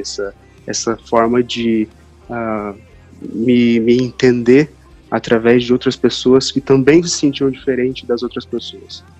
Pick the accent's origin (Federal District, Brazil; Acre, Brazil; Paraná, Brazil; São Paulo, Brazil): Paraná, Brazil; Londrina; also born or lived in Curitiba; Eu nasci em Londrina, aqui mesmo, no Paraná.